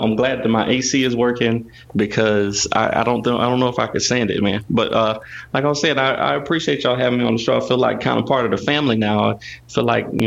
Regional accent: North Carolina, United States; I was growing up in North Carolina

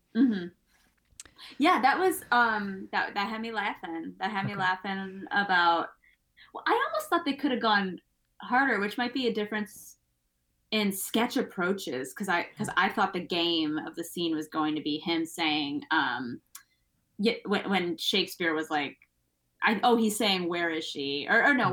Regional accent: United States; I'm American

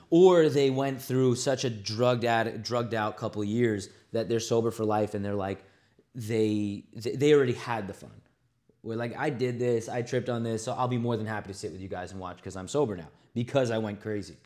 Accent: New York, United States; also born or lived in Los Angeles; being from New York

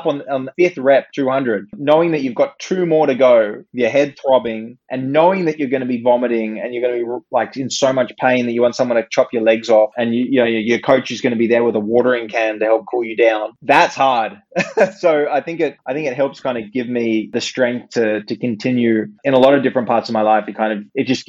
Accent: Sydney, New South Wales, Australia; moved away as an adult; also born or lived in Stanford, United States; I came back from America and moved back to home in Sydney

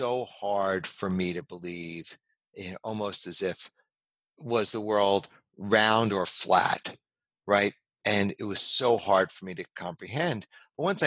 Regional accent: New York City, New York, United States; also born or lived in Los Angeles / San Francisco; now in California, United States; I grew up in New York City

